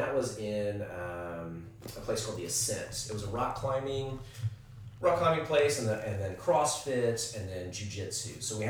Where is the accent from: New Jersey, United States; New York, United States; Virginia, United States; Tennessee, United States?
Tennessee, United States; also born or lived in Carolinas; So I grew up in the Carolinas and Tennessee.